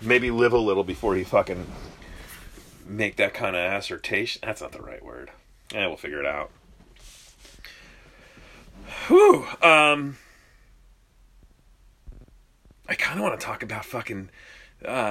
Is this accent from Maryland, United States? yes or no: no; New Jersey, United States; I'm from New Jersey. Grew up in a Pollock household.